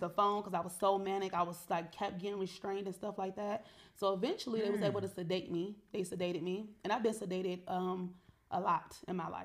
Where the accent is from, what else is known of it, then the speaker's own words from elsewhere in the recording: Cleveland, Ohio, United States; I was from Cleveland